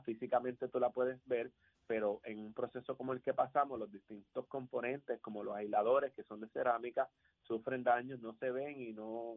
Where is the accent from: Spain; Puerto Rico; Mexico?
Puerto Rico; Aguadilla; yo soy natural de Aguadilla y en mi pueblo